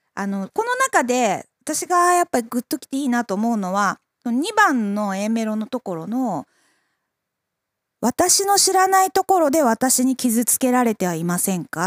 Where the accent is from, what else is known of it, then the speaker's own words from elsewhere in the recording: Makubetsu, Hokkaido, Japan; 私、北海道中川郡 幕別町出身